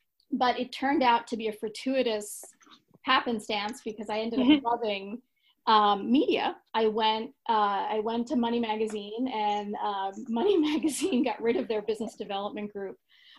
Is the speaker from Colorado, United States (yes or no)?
no; New York, United States; accent: Long Island; But we moved to Long Island, and I grew up in right outside of the city. For Long Islanders, I grew up on exit 36 off the LIE, and grew up in the same school district in the same house from kindergarten till hi